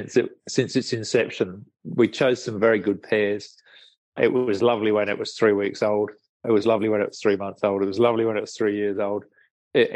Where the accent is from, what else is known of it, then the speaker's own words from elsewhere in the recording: Somerset, South West England, United Kingdom; accent: English; now in Australia; So I grew up in England and finished up living on a farm in Somerset, which, as you rightly pointed out, is the ancestral home of cider.